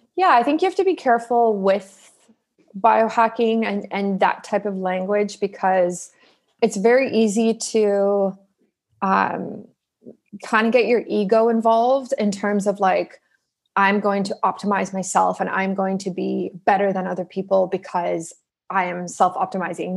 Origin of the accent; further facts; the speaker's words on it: Toronto, Ontario, Canada; moved away as an adult; also born or lived in South Africa; now in Vancouver, Canada; we immigrated to the east coast of Canada. So, well, like southeast, so Toronto